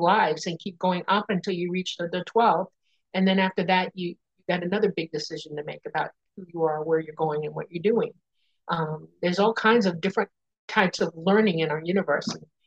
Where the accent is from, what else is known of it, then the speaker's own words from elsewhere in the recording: Miami, Florida, United States; also born or lived in Dade City, Florida / Panama City, Florida; I grew up in Miami in the Everglades.